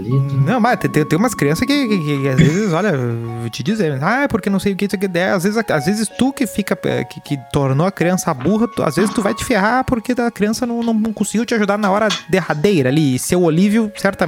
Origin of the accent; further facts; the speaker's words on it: Estância Velha, Rio Grande do Sul, Brazil; sou de Estância Velha.